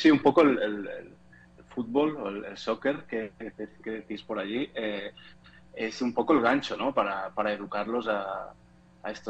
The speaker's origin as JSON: {"language": "Spanish", "region": "Catalonia", "country": "Spain", "lives_now": "Portugal", "said": "Yo estoy, soy de España, de, de Barcelona, cerca de Barcelona, pero vivo en Portugal."}